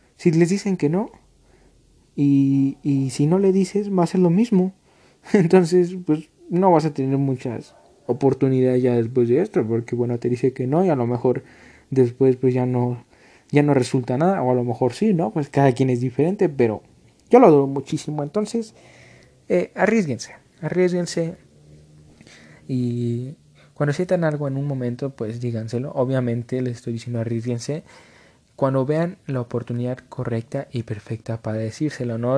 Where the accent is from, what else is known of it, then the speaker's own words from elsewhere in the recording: Mexico; aquí en México